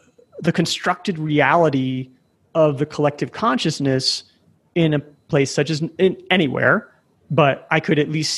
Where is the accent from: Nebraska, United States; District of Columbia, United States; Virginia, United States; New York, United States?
Nebraska, United States; moved away as an adult; also born or lived in San Francisco Bay Area / Chicago; now in Medellin, Colombia; I grew up in Nebraska.